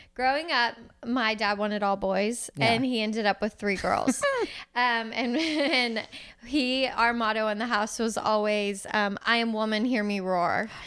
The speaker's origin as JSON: {"language": "English", "town": "Houston", "region": "Texas", "country": "United States", "said": "I'm from Houston. I like I love this city"}